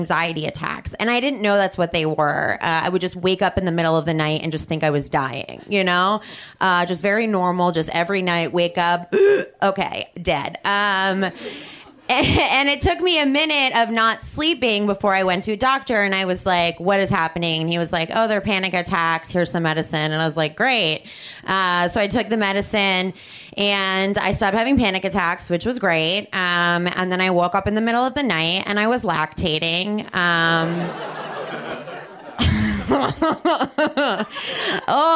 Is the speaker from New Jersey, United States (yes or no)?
yes; New Jersey, United States; also born or lived in Chicago; now in Los Angeles, United States; I'm not from here. I'm from New Jersey. And I lived in Chicago for a while.